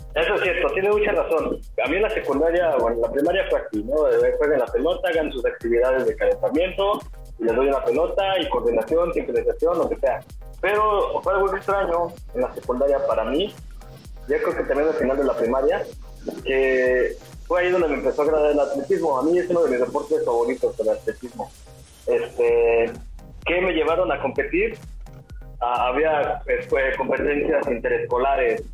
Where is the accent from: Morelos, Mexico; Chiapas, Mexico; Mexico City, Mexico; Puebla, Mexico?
Mexico City, Mexico; moved away; also born or lived in Puerto Vallarta; yo soy de la Ciudad de México